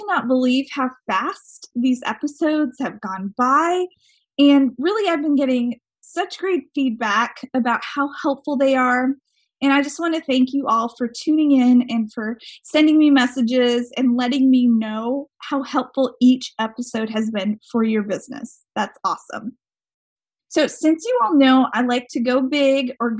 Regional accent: Montana, United States; That's my home state.

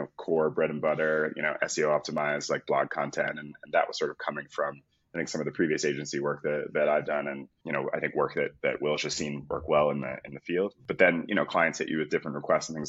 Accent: Philadelphia, Pennsylvania, United States; moved away; also born or lived in United Kingdom; I'm from Philadelphia originally.

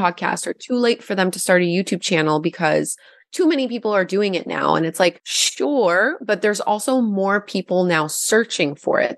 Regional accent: Gatineau, Quebec, Canada; now in Ottawa, Canada; I'm also French, like I'm from Gatineau originally.

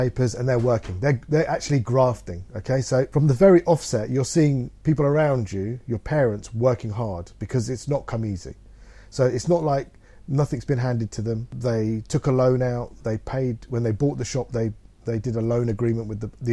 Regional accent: Leicester, East Midlands, United Kingdom; I'm born and bred in Leicester

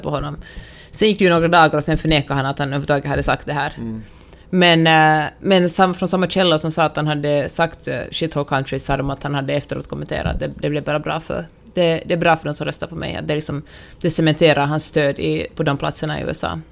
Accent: Finland; now in United States; jag som finländare

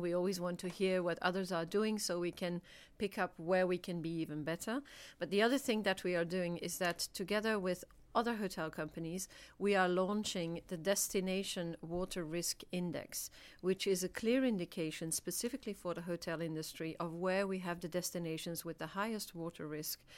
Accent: Belgium; I'm from Belgium

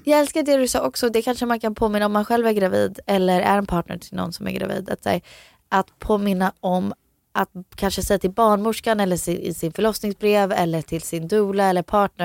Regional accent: Florida, United States; now in Sweden; jag växte upp i Florida

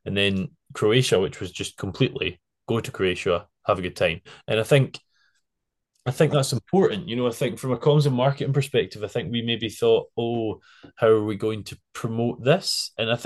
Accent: Isle of Arran, Scotland, United Kingdom; I'm from the Isle of Arran

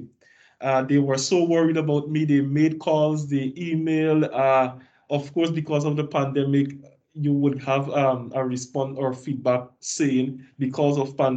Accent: Guyana; moved away as an adult; I was the only person from Guyana

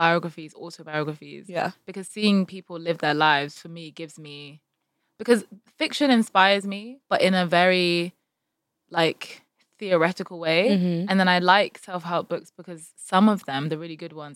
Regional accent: United Kingdom; we're British

